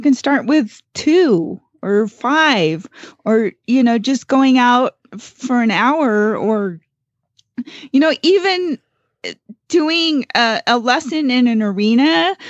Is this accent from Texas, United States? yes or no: no; Gardnerville, Nevada, United States; from Gardnerville, Nevada, and you are listening to Horses in the Morning on the Horse Radio Network